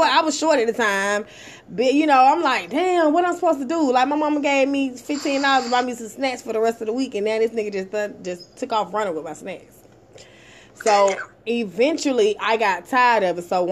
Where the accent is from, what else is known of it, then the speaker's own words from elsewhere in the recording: Atlanta, Georgia, United States; I'm from Atlanta, Georgia. I was going to Corn Middle School